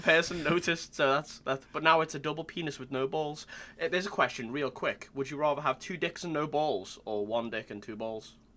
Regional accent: Long Island, New York, United States; I'm an artist from Long Island

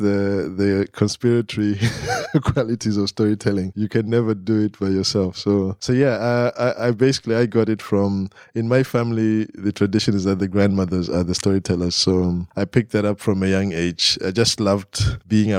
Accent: Harare, Zimbabwe; moved away as an adult; now in Glasgow, United Kingdom; I grew up in Harare, you know, so urban life

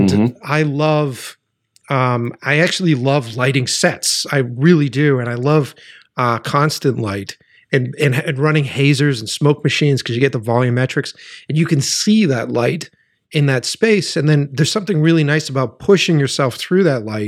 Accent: Boston, Massachusetts, United States; I'm from Boston.

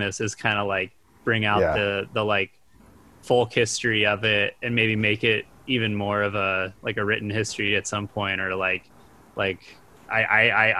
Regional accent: Santa Cruz, California, United States; I grew up in Santa Cruz

